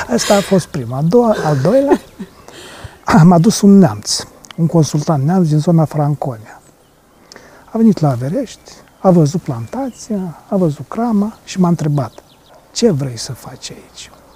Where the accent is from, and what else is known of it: Romania